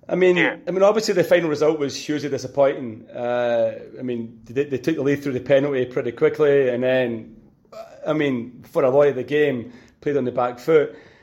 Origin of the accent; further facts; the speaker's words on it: Scotland, United Kingdom; as a Scotsman